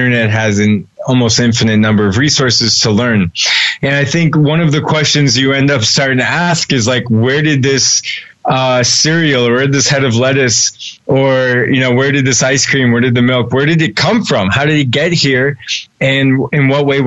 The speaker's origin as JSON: {"language": "English", "town": "Newton", "region": "Massachusetts", "country": "United States", "tie": "born or raised there", "said": "I grew up just outside Boston in a place called Chestnut Hill, Newton, Massachusetts"}